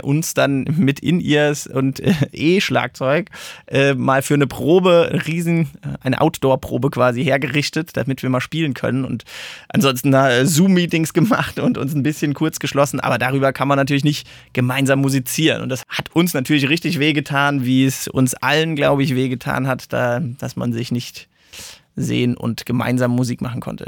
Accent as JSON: {"language": "German", "town": "Mainz", "region": "Rhineland-Palatinate", "country": "Germany", "moved": "as an adult", "lives_now": "Darmstadt, Germany", "said": "Also ich bin ja eigentlich ein Mainzer"}